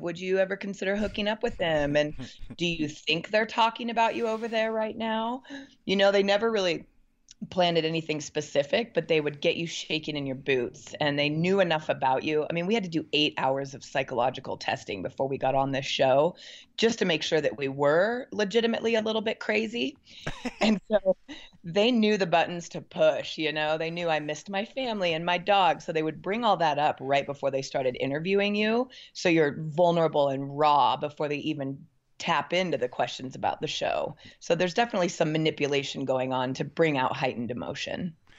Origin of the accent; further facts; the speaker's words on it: Portland, Oregon, United States; now in Bend, United States; I'm from Portland, Oregon